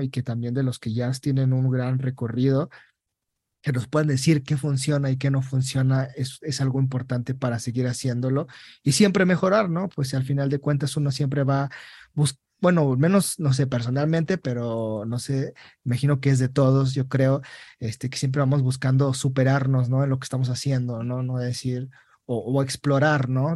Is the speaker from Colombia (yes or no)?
no; Mexico; moved away; como mexicanos